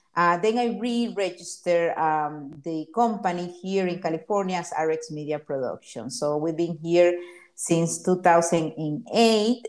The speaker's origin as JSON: {"language": "English", "country": "Honduras", "also_born_or_lived": "Miami, United States", "moved": "yes", "lives_now": "Los Angeles, United States", "said": "I came to Miami from Honduras, my country, in in 1988"}